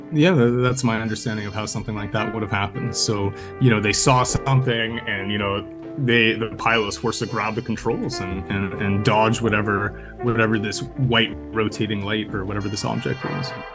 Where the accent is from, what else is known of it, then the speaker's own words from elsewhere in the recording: Canada; I'm a Canadian freelance journalist